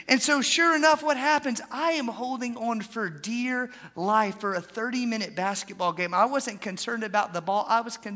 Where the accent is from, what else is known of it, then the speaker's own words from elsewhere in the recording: Atlanta, Georgia, United States; moved away as an adult; also born or lived in Haskell, Texas; I grew up in Atlanta, Georgia